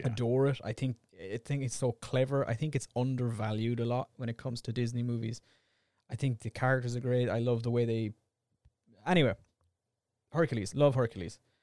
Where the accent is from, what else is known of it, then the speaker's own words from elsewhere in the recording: Ireland; We're two Irish idiots.